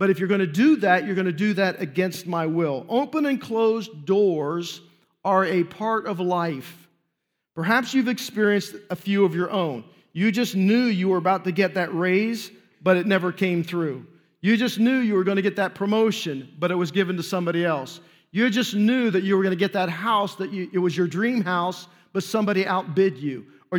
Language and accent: English; Newark, United States; which is where I was saved and I was ordained, and really where I grew up in Newark.